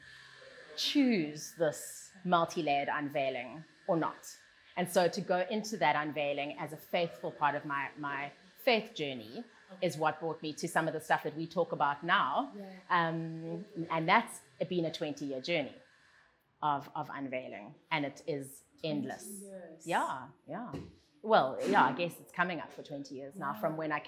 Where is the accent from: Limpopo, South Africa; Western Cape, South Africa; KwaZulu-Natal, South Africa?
Western Cape, South Africa; Cape Town; moved away as an adult; also born or lived in United Kingdom; I grew up in Camps Bay in Cape Town